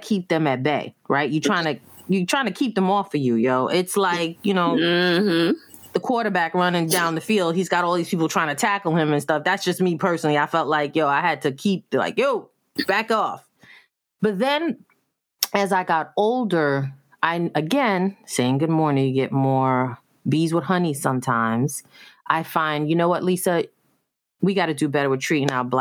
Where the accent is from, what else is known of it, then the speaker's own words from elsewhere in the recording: New York, United States; growing up in New York